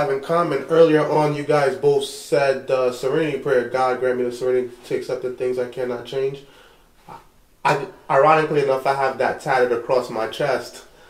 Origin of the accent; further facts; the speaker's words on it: New York, United States; We're from New York, Brooklyn.